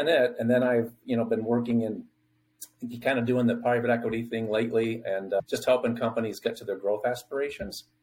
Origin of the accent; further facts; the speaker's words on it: Michigan, United States; I hail from Michigan